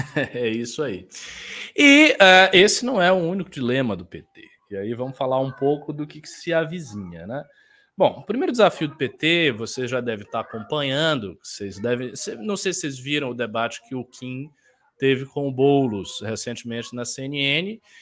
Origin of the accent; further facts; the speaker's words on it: Northeast Region, Brazil; eu sou do Nordeste